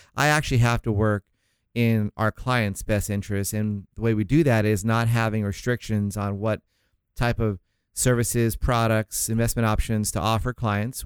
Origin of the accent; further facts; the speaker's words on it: St. Augustine, Florida, United States; moved away; I was raised in Saint Augustine, Florida is the city out there near, uh, Jacksonville, small